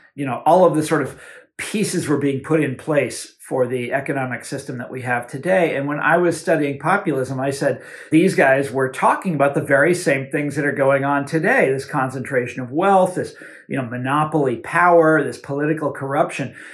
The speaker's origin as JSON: {"language": "English", "region": "Kansas", "country": "United States", "tie": "born or raised there", "said": "my home state of Kansas"}